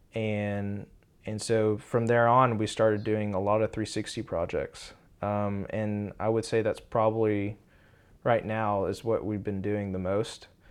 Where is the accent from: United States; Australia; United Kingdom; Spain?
United States; Austin, Texas; now in Tulsa, United States; I'm from Texas, originally Austin